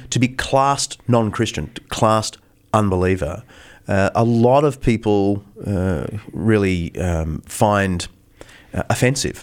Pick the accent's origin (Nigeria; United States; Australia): Australia; we're very British. I mean, we started as a British colony